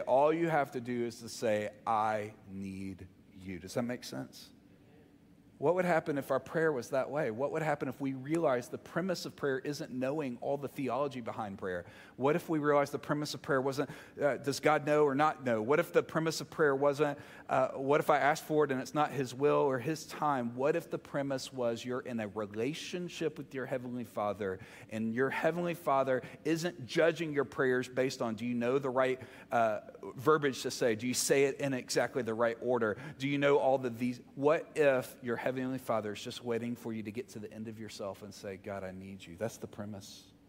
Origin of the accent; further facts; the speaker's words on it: the South, United States; you can tell I'm from the South